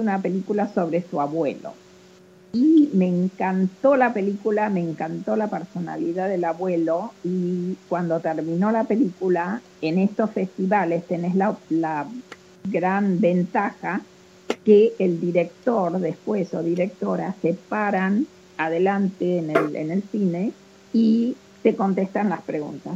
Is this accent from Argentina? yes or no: yes; Argentina; accent: Argentine; moved away as an adult; now in Memphis, United States; y nosotras somos argentinas, y yo sigo, a pesar de, de estar en Estados Unidos hace 54 años, eh, lógicamente igual hablo como argentina